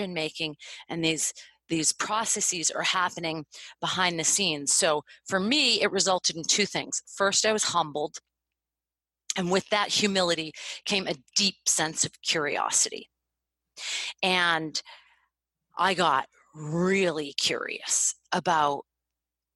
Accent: United States; I was born in America

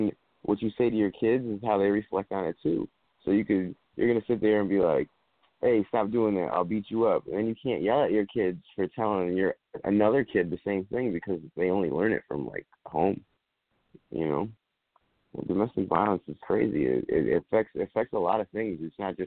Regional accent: Torrington, Connecticut, United States; that's where I'm from. I'm from Connecticut

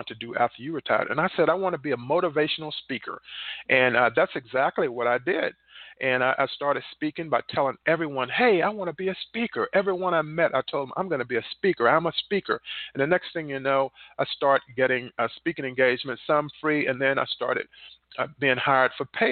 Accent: North Carolina, United States; moved away as an adult; I was born in North Carolina, one of 10 children

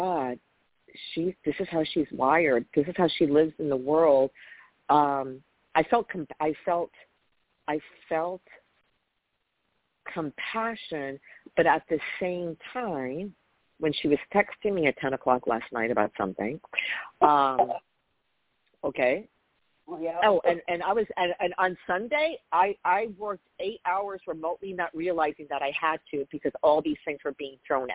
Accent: New York, United States; where are you from? I say New York

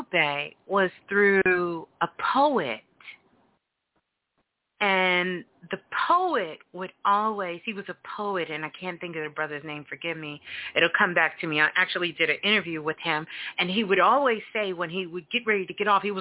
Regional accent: New York City, New York, United States; I'm a Brooklyn girl. I'm from Brooklyn

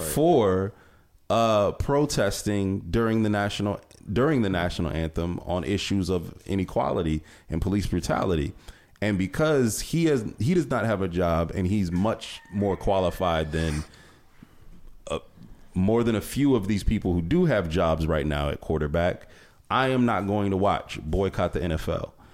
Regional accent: Cleveland, Ohio, United States; I'm from Cleveland area

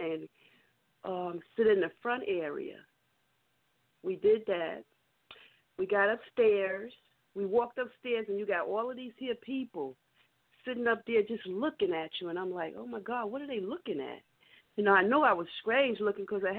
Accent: New York City, New York, United States; I grew up in Brooklyn.

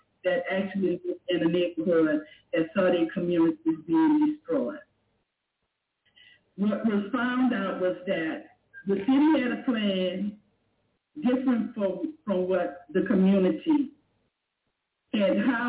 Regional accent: New Orleans, Louisiana, United States; As a girl growing up in Treme, a young girl going into adulthood, a teenager

